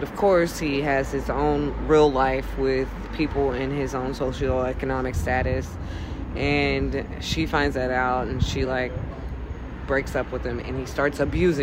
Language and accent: English; Texas, United States; I'm from Texas